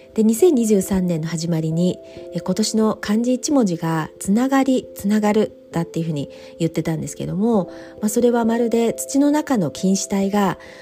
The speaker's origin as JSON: {"language": "Japanese", "country": "Japan", "tie": "born or raised there", "also_born_or_lived": "United Kingdom", "moved": "as an adult", "lives_now": "United States"}